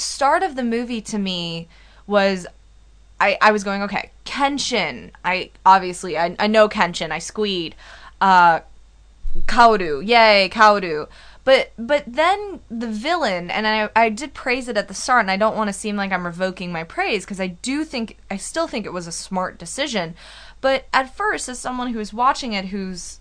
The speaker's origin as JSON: {"language": "English", "country": "United States", "said": "being an American, growing up on American movies"}